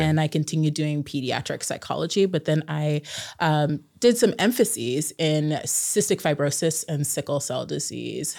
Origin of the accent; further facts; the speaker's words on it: Klamath Falls, Oregon, United States; I grew up in Southern Oregon in Klamath Falls